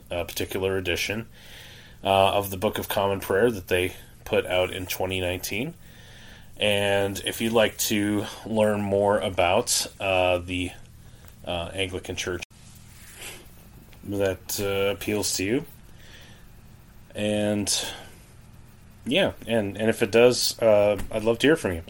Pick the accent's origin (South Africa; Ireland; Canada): Canada; now in United States; I grew up actually in Canada. I didn't grow up here in the States, but I grew up in Canada